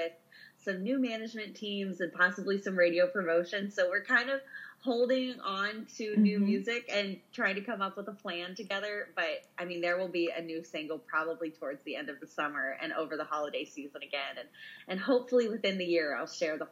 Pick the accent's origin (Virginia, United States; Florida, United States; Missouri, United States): Missouri, United States; moved away; my farm I grew up on in Missouri